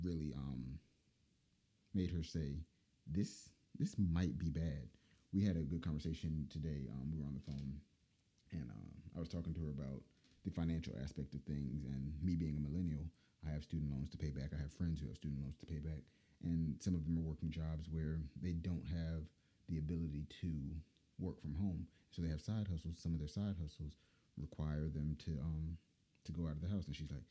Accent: Durham, North Carolina, United States; Durham, North Carolina, hometown.

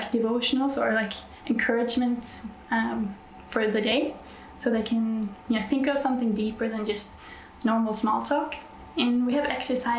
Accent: Norway; I'm from Norway

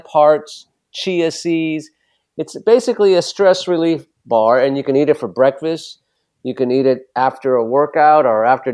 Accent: Los Angeles, California, United States; I'm from Los Angeles

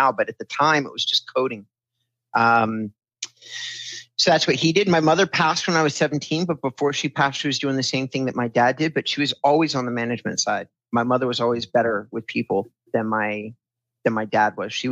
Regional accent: California, United States; So I was raised in Southern California. We bounced around a lot. I was born in Hoag Hospital in Orange County

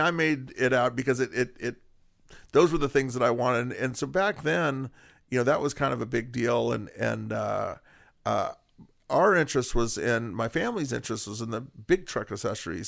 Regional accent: Whittier, California, United States; born and raised in Whittier

